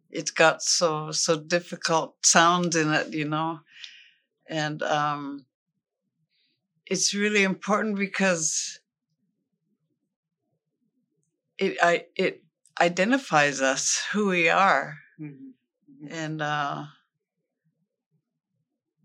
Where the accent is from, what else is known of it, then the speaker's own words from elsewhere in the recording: Muckleshoot, Washington, United States; I am from Muckleshoot